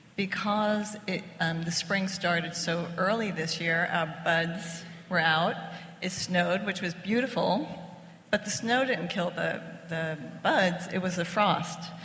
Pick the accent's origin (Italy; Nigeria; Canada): Italy; now in United States; We're both from Italy